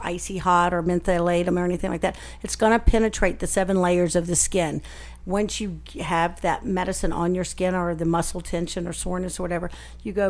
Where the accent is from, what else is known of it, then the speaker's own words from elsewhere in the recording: the South, United States; I'm from the South